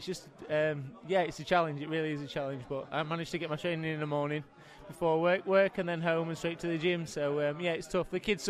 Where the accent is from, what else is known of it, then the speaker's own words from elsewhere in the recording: Doncaster, Yorkshire and the Humber, United Kingdom; my hometown of Doncaster